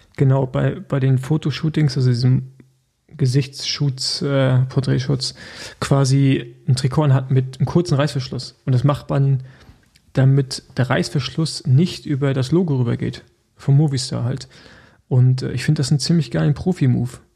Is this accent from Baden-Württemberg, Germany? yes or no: no; Rostock, Mecklenburg-Vorpommern, Germany; now in Berlin, Germany; ich bin ja eigentlich noch äh, Rostocker, aber natürlich zugezogener Berliner